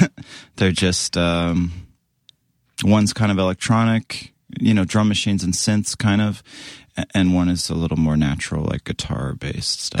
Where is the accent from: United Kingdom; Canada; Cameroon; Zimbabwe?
Canada; Western Canada, near Vancouver, British Columbia; moved away; I grew up in Canada, West Co-